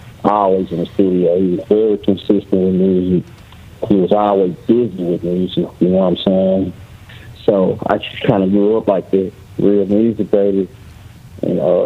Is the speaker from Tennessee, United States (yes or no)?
yes; Memphis, Tennessee, United States; I'm from Memphis, Tennessee.